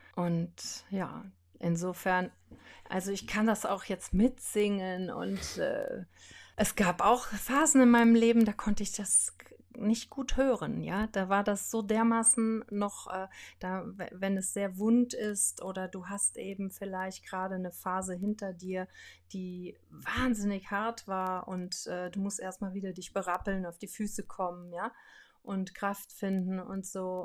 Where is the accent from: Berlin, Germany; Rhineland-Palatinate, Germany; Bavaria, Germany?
Rhineland-Palatinate, Germany; Brohltal, near Lake Laach; also born or lived in Andernach; bin im Pohltal aufgewachsen. Das ist da am Dach Breslacher See